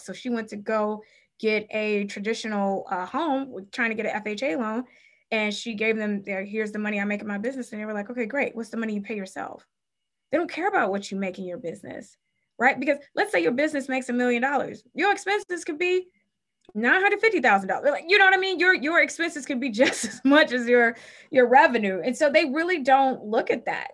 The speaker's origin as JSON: {"language": "English", "town": "Cleveland", "region": "Ohio", "country": "United States", "tie": "born or raised there", "said": "I was born and raised in Cleveland, Ohio."}